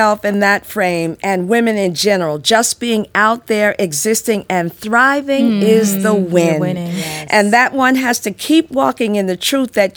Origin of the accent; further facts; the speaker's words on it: Newark, New Jersey, United States; my hometown of Newark, New Jersey